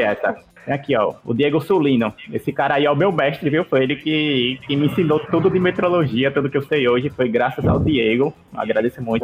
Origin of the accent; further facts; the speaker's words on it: Alagoas, Brazil; eu aqui que sou de Alagoas